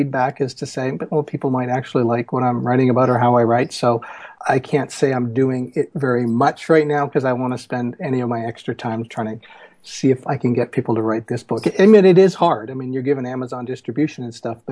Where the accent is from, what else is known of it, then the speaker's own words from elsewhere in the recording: Victoria, British Columbia, Canada; now in Seattle, United States; I'm from Victoria on Vancouver Island and Canadian, now an American as well, living in the States in Seattle